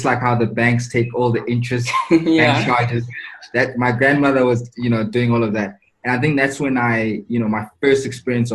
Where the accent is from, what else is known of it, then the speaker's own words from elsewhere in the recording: Tembisa, Gauteng, South Africa; also born or lived in Katlehong / Soweto; So I was born in Katlehong, but I grew up in Tembisa and a bit of Soweto